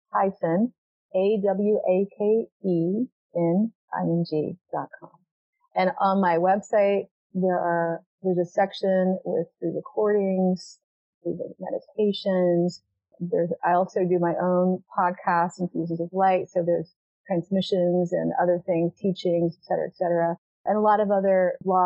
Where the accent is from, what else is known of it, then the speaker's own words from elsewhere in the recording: the South, United States; I was raised in the South